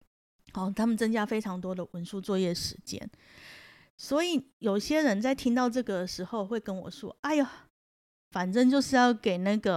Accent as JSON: {"language": "Chinese", "country": "Taiwan", "said": "我们台湾人"}